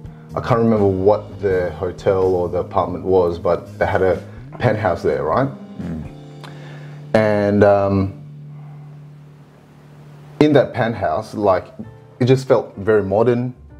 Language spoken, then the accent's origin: English; Singapore; Yes, I'm from Singapore.